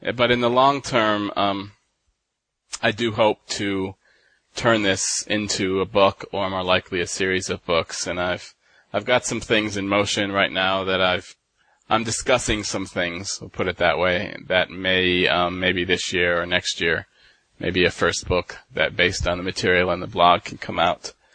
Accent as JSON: {"language": "English", "town": "Dallas", "region": "Texas", "country": "United States", "tie": "born or raised there", "also_born_or_lived": "Michigan / Denmark", "moved": "as an adult", "lives_now": "Drøbak, Norway", "said": "I was born in Michigan and um, grew up in Dallas, and moved to Denmark in 2009, and then moved to Norway"}